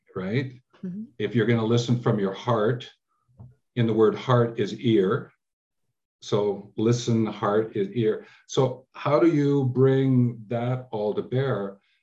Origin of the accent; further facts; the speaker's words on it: Canada; also born or lived in England; I was born in England and we came over when I was about six years old to Canada.